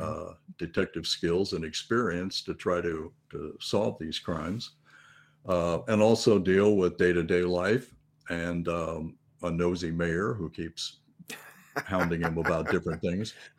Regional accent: Florida, United States; I'm born and raised in Florida, so I've been, been here all my life

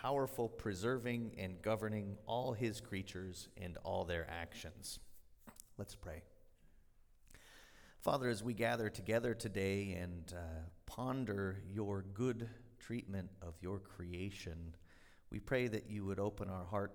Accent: United States; I'm an American

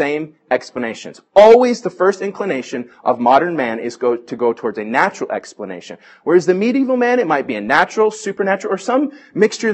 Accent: Bay Area, California, United States; I grew up in the Bay Area

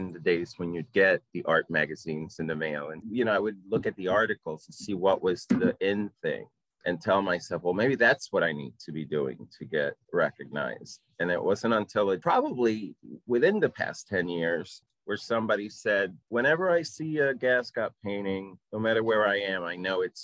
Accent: Puerto Rico; moved away; I am from Puerto Rico. I have a Latin Caribbean upbringing.

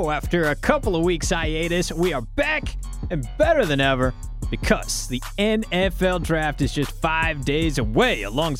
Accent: McMinnville, Oregon, United States; In McMinnville, Oregon. Shout out. My hometown.

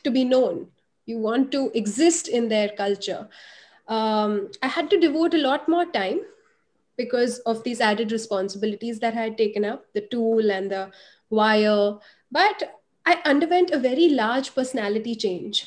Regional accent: India; being an Indian woman, I got, you know, an investment banking job

